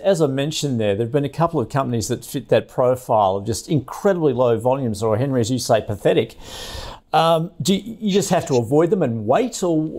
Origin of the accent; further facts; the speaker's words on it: Western Australia, Australia; I'm from WA.